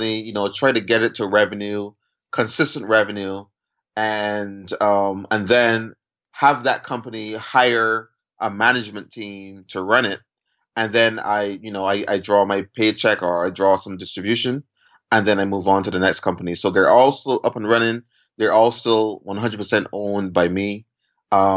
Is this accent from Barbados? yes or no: yes; Barbados; moved away as an adult; now in United States; I was born in Barbados. And I, you know, went to school at Harrison's College in Barbados